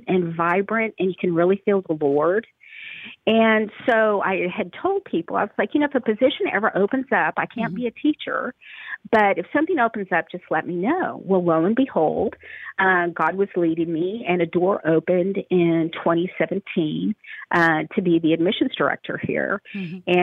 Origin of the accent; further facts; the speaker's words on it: Twin Falls, Idaho, United States; moved away as an adult; also born or lived in Waco, Texas; I was raised Methodist in Twin Falls, Idaho